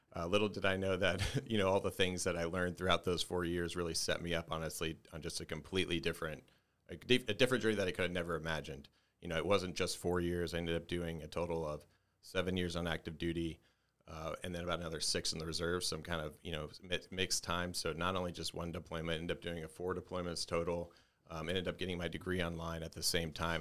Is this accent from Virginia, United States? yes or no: no; Dallas, Texas, United States; I was born and raised in Dallas, Texas, just, just north of Dallas, Texas